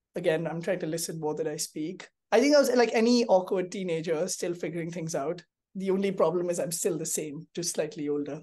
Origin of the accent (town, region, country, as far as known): India